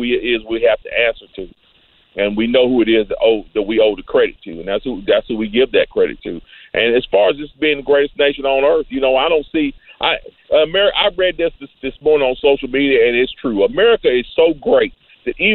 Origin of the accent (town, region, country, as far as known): Greensboro, North Carolina, United States; born or raised there